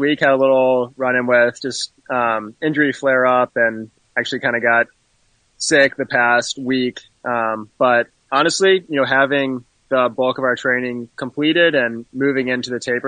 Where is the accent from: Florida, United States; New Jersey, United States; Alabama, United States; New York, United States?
Alabama, United States; Birmingham; moved away as an adult; also born or lived in Greenville, South Carolina; now in Michigan, United States; I'm from Birmingham, Alabama. Grew up, you know, running in high school